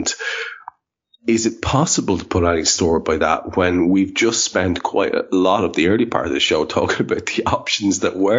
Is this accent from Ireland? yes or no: yes; Ireland; I'm an Irishman.